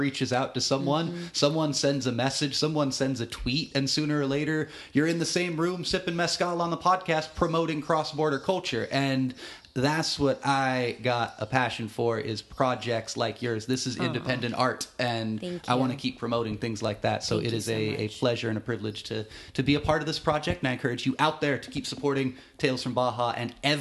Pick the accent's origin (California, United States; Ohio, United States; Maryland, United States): California, United States; Watsonville; now in San Diego, United States; as a 10, 11-year-old kid in my hometown of Watsonville